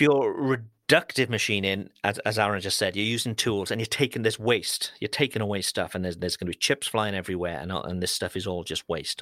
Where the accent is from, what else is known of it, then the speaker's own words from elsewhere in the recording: United Kingdom; as a Brit